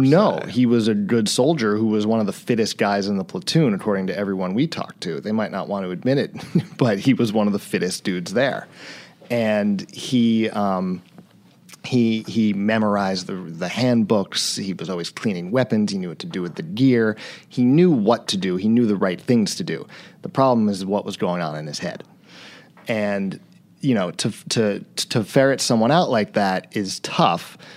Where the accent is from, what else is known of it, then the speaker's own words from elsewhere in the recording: East Coast, United States; moved away as an adult; I grew up on the East Coast, but I, I moved to his hometown right after college